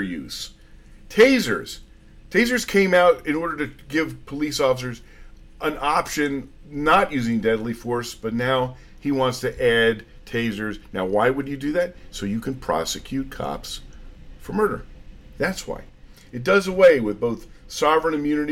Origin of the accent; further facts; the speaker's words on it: New Jersey, United States; New Jersey, my home state